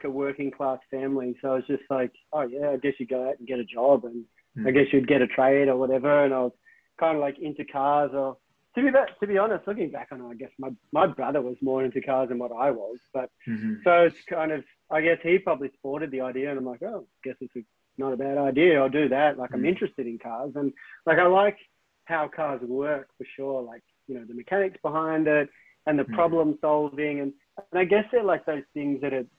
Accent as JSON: {"language": "English", "town": "Tolmie", "region": "Victoria", "country": "Australia", "tie": "born or raised there", "also_born_or_lived": "Melbourne", "said": "when I was 4, we moved from Melbourne or suburb surrounding area kind of thing to Mansfield. We didn't actually live in Mansfield. We lived in a place called Tolmie"}